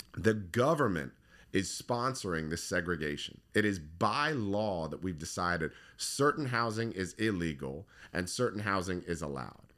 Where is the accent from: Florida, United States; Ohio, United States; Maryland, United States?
Maryland, United States; Howard County; I grew up in Howard County.